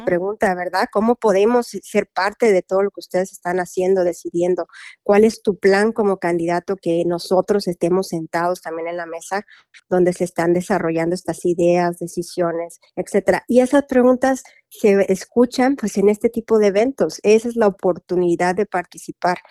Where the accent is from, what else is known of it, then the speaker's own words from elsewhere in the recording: Mexico; now in Louisville, United States; yo soy mexicana